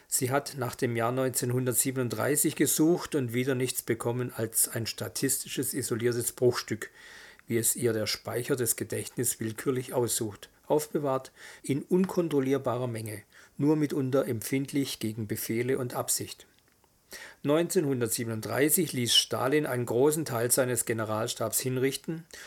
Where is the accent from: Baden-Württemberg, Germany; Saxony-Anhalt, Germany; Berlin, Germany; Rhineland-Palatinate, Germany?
Baden-Württemberg, Germany; Esslingen; also born or lived in Stuttgart; ich bin ja aufgewachsen hier in Stuttgart äh, oder in Esslingen